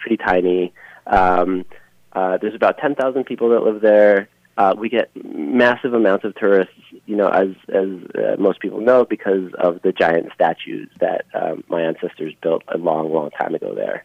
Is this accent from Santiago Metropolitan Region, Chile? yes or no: no; Easter Island, Valparaíso, Chile; now in Minneapolis, United States; When I grew up there, I mean, when I was really young, we had one flight, maybe 2 or 3 weeks